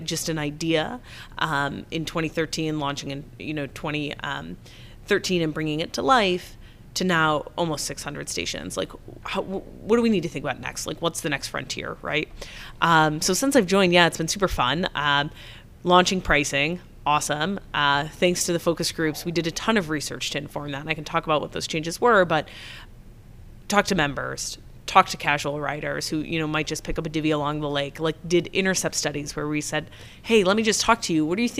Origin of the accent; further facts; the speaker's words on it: Memphis, Tennessee, United States; I'm not from here. I'm from Memphis.